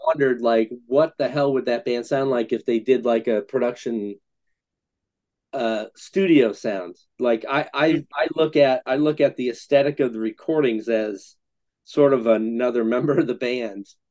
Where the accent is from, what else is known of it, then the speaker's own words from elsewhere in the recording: Scranton, Pennsylvania, United States; growing up in Scranton, we're basically two hours from Philly, two hours from New York.